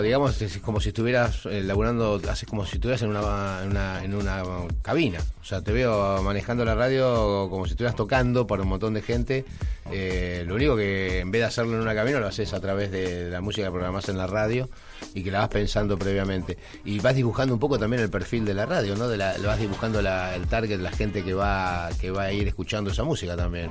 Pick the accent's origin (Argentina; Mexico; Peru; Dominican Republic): Argentina; somos los argentinos, así sufridos